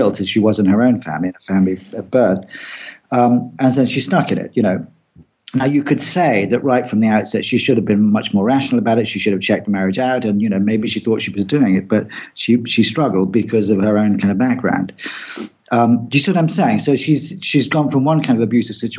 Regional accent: England, United Kingdom; I'm English

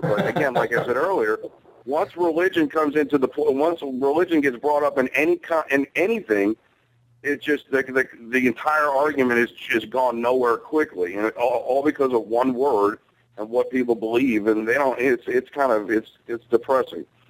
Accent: New York City, New York, United States; Growing up in Brooklyn

